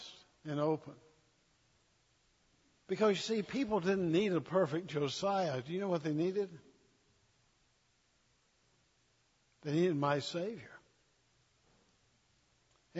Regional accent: the South, United States; I'm a Southerner

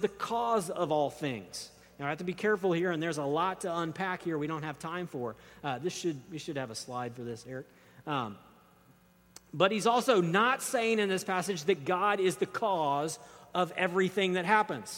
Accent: United States; as modern American readers

